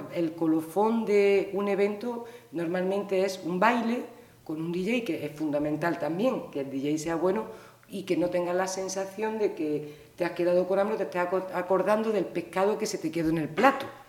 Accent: Granada, Andalusia, Spain; moved away as an adult; also born or lived in Pontevedra; now in Vilaboa, Spain; me siento muy orgullosa de haber nacido en, en Granada

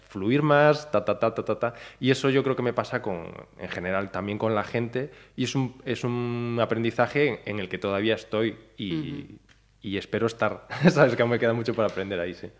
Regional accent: Ponteareas, Galicia, Spain; moved away; also born or lived in Mexico City, Mexico; yo soy de Forneros de, Arribe, de, Forneros, o sea, no soy de pues, una aldea cerca de Ponteareas

